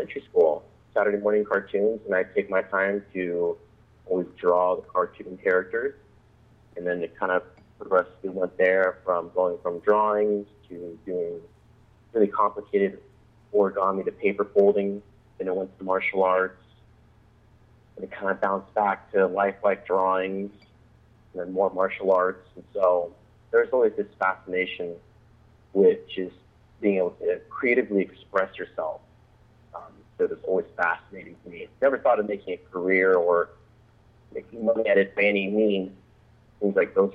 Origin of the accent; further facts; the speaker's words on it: Olympia, Washington, United States; I live out here in the Pacific Northwest in Washington State, up in the capital city of Olympia